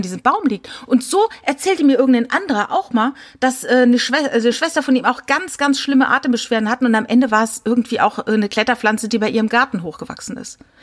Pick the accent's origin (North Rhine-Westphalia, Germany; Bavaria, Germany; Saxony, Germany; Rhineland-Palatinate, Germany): Rhineland-Palatinate, Germany; Ich komme aus der Pfalz